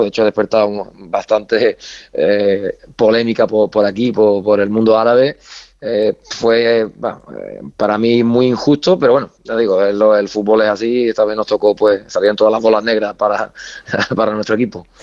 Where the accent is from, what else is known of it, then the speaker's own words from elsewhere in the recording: Andalusia, Spain; moved away as an adult; now in Baghdad, Iraq; yo que soy andaluz